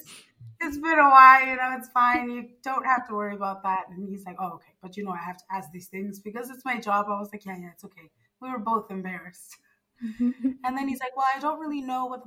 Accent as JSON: {"language": "English", "country": "Zimbabwe", "moved": "yes", "lives_now": "Italy", "said": "I'm from Zimbabwe."}